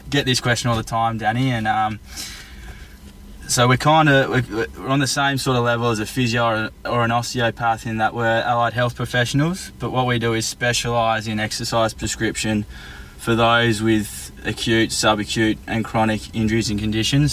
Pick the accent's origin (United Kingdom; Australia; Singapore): Australia; Tasmania; moved away as an adult; now in Melbourne, Australia; so I'm originally from Tasmania and I moved to Melbourne uh, around seven years ago